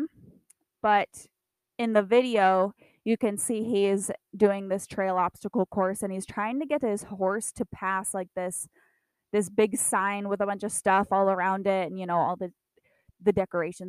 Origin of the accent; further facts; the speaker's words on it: Iowa, United States; My hometown had two tornadoes around it